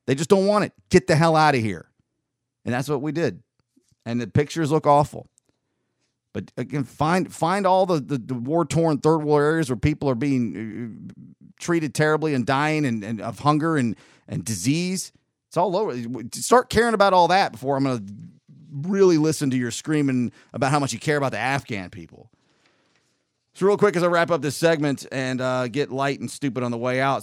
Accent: North Georgia, United States; also born or lived in Southern California; we moved to t, North Georgia in nineteen eighty-six.

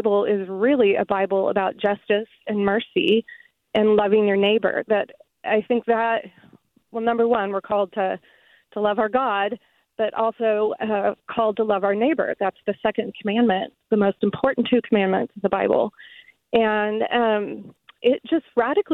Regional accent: Midwest, United States; moved away as an adult; now in San Jose, United States; I grew up in the Midwest

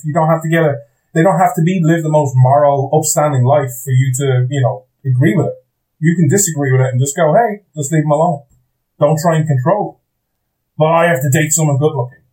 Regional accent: Ireland; I'm an Irish guy

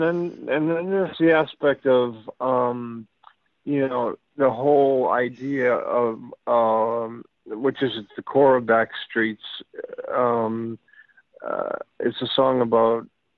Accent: Weymouth, Massachusetts, United States; I come from a small town about the size of …'s town, Freehold, a town called Weymouth, Massachusetts.

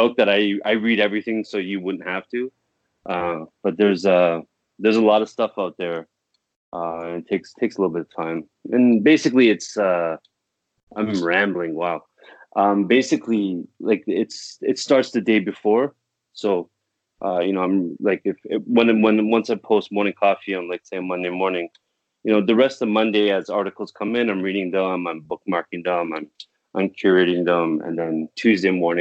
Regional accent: Toronto, Ontario, Canada; I'm from Toronto

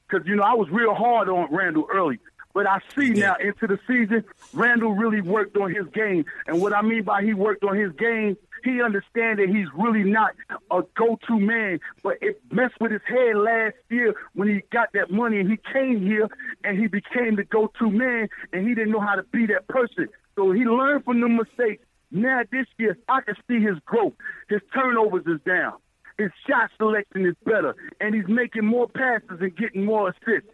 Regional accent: New York City, New York, United States; now in North Carolina, United States; I come from Benjamin Cardoza, Bayside, Queens, New York.

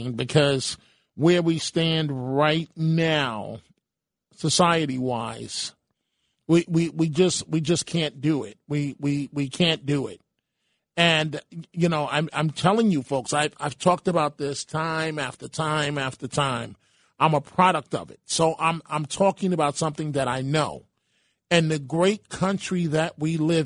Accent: New York City, New York, United States; now in Rockland, United States; myself, as a son of the Bronx

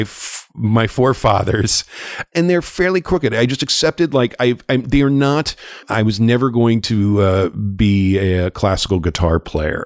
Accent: Los Angeles, California, United States; I grew up in Los Angeles. I'm I'm a, I'm a I'm a native, but a prodigal son who moved back here.

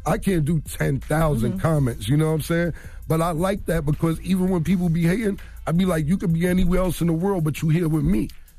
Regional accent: Harlem, New York, United States; You know what? I live in Harlem World, and I don't live there anymore, but I'm from Harlem World.

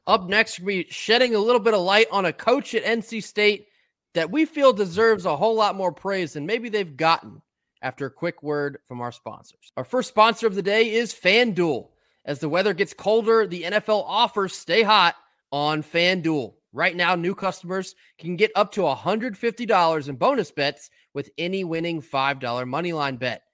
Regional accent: Maryland, United States; now in North Carolina, United States; as someone who spent many years growing up in Maryland

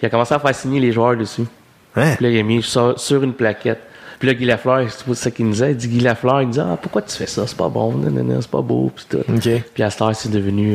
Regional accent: Saint-Jean-Port-Joli, Quebec, Canada; on a grandi à Saint-Jean-Port-Joli, à Québec

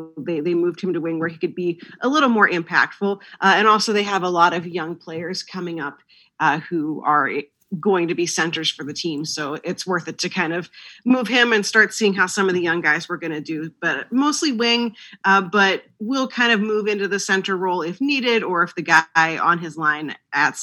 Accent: outside of Pittsburgh, Pennsylvania, United States; I grew up outside of Pittsburgh

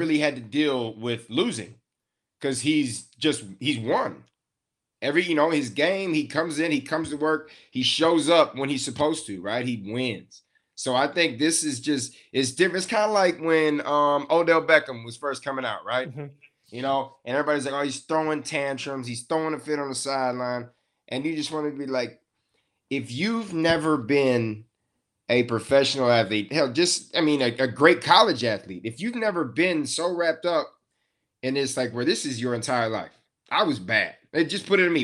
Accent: West Texas, United States; I'm from West Texas

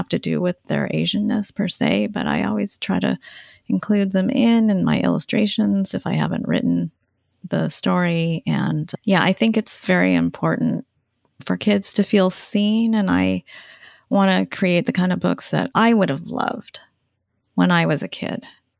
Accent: United States; they never passed that down to my brother and myself, so that's the more common story, I think, for Japanese Americans here. Most of us haven't grown up speaking the language

